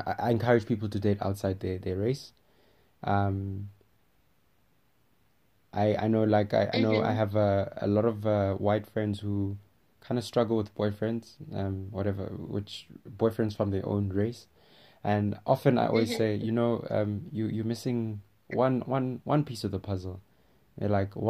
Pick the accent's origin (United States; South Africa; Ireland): South Africa; Rustenburg, North West; I'm from Rustenburg, Northwest